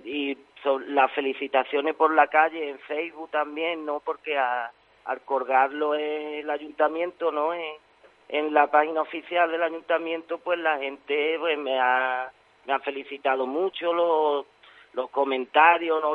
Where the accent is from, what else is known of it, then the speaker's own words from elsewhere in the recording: Osuna, Andalusia, Spain; soy de Osuna